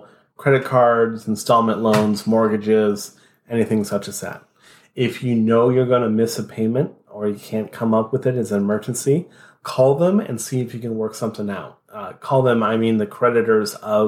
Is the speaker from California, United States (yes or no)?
yes; Morgan Hill, California, United States; moved away as an adult; now in Arizona, United States; I grew up primarily in the Bay Area, a town called Morgan Hill, a small-ish town